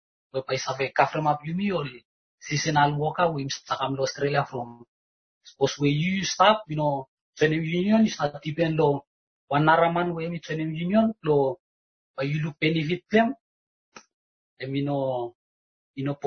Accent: Vanuatu; moved away as an adult; I come from Vanuatu

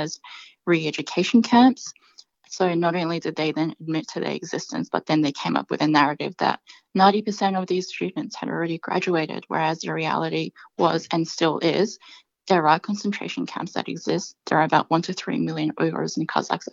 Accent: Adelaide, South Australia, Australia; growing up in Adelaide

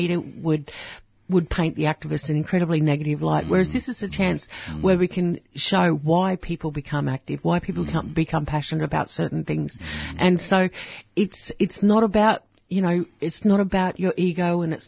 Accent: central Queensland, Australia; the tin sheds that I went to school in.

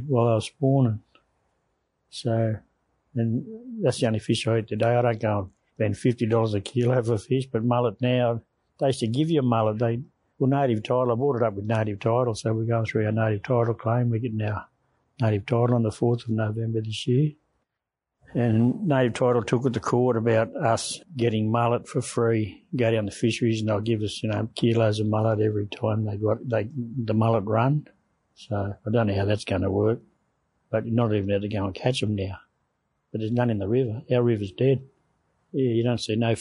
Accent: Lismore, New South Wales, Australia; growing up in Lismore as a boy

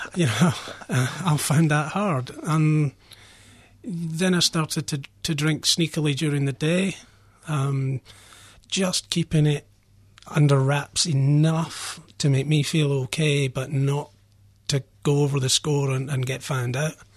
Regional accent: Scotland, United Kingdom; now in Australia; I grew up in Scotland, um, where alcohol was very prevalent

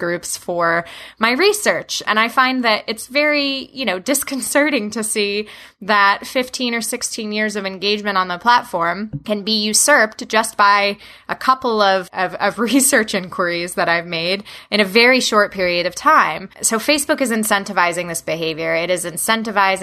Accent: New Jersey, United States; now in Washington, D.C., United States; growing up in the state of New Jersey, my hometown is about an hour away from New York City, an hour away from Philadelphia

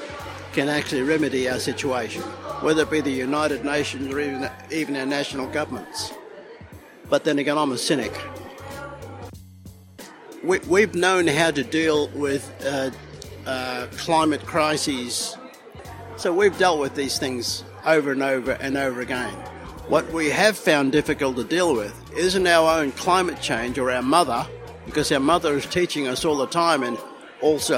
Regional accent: Kabi Kabi and Gubbi Gubbi country, Queensland, Australia; I am from the Kabi Kabi people on my father's side and the Gurang Gurang people on my mother's side

